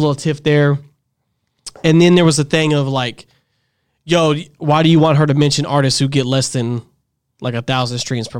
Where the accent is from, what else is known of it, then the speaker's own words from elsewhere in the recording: Dallas, Texas, United States; Born and raised here, yeah, like me.